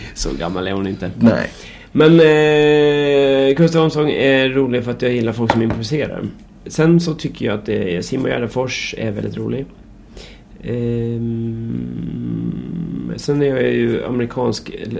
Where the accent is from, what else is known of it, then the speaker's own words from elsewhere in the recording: Märsta, Stockholm County, Sweden; jag är uppväxt i Märsta